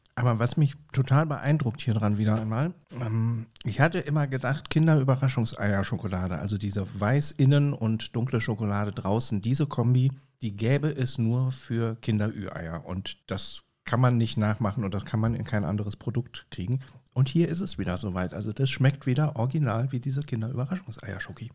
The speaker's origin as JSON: {"language": "German", "town": "Bonn", "region": "North Rhine-Westphalia", "country": "Germany", "tie": "born or raised there", "said": "als Lokalpatriot, als gebürtiger Bonner"}